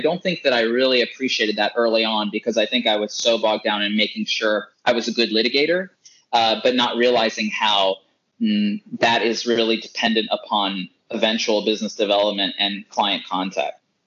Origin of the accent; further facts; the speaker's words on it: North Carolina, United States; I was born and raised in North Carolina